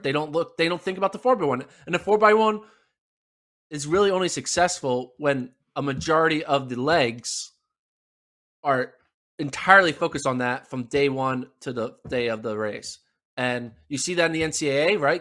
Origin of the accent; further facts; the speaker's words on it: United States; as an American